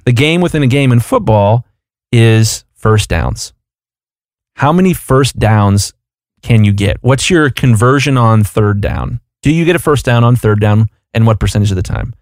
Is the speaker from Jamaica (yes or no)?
no; Columbus, Ohio, United States; I'm from Columbus, Ohio, and the Ohio State Buckeyes are down the road for me